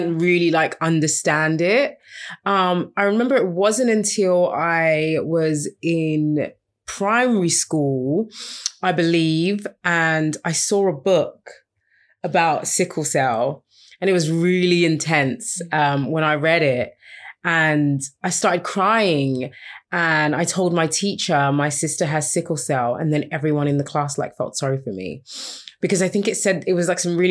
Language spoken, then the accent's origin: English; London, United Kingdom; also born or lived in Los Angeles; We have Nigerian parents. We grew up in North London